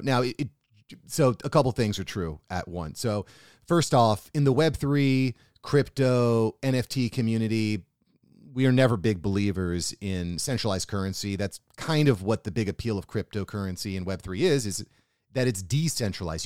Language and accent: English; United States; as an American who lives what I would consider a pretty nice life